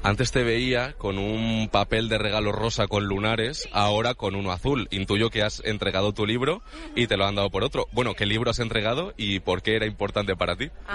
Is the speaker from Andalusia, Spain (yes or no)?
no; Vargas, Cantabria, Spain; now in Madrid, Spain; yo como venía de un pueblo de Cantabria